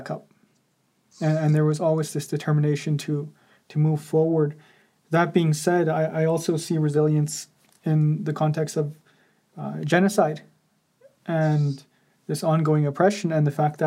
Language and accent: English; Morley, Alberta, Canada; first language Nakota Sioux; English is a second language; now in Calgary, Canada; my hometown is Minithni, which is also known as Morley